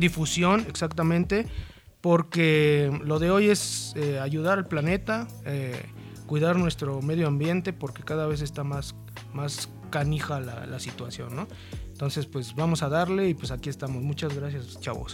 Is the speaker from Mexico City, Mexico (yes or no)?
yes; Mexico City, Mexico; Soy de Iztapalapa, pero para el mundo